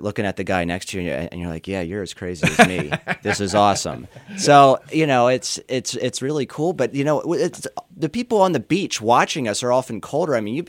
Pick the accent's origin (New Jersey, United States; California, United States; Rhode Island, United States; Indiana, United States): Indiana, United States; South Bend; The coldest I've been out there actually was on Lake Michigan, because I came from South Bend, so I was surfing Lake Michigan.